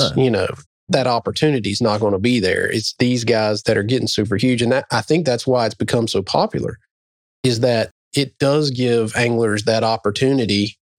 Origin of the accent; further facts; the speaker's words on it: New Bern, North Carolina, United States; growing up on the Neuse River, just kind of upstream of Newbern.